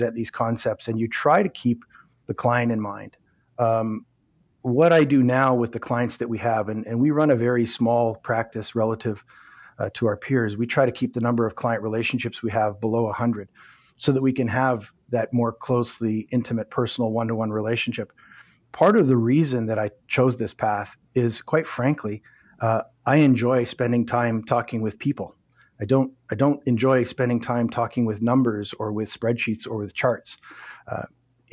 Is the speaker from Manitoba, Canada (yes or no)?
yes; Winnipeg, Manitoba, Canada; moved away as an adult; now in Toronto, Canada; I grew up in Winnipeg, moved to Southern Ontario, to Toronto when, in the mid-90s